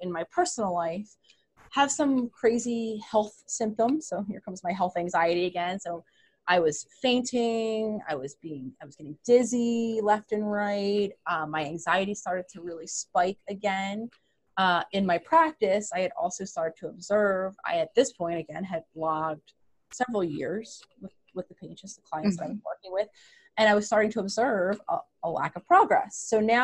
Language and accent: English; Philadelphia, Pennsylvania, United States; I am born and raised in Philadelphia, which is where I currently live